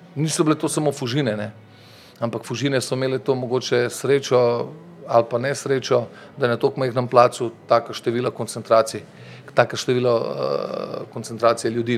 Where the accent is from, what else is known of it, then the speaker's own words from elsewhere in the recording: Ljubljana, Slovenia; also born or lived in Medvode; Jaz sem rojen v Ljubljani